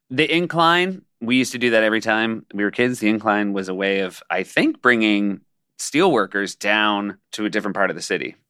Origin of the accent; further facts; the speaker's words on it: New Hampshire, United States; We grew up in New Hampshire